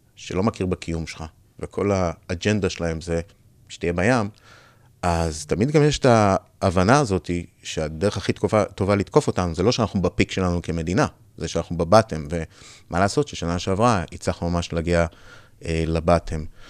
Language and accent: Hebrew; Israel; moved away as an adult; also born or lived in United States / Europe; נולדתי בארץ, גדלתי בארץ, 20 שנה הייתי בארצות הברית